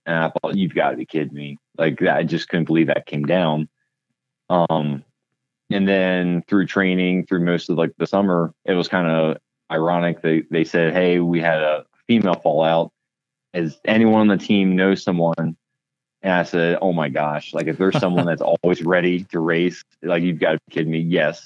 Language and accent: English; Pennsylvania, United States; moved away as an adult; now in Klamath Falls, United States; I grew up in Pennsylvania and was working for Harley Davidson at the time